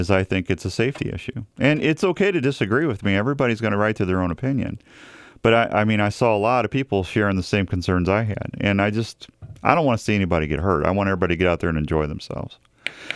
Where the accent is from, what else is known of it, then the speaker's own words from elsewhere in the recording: Missouri, United States; now in Iowa, United States; I grew up in Missouri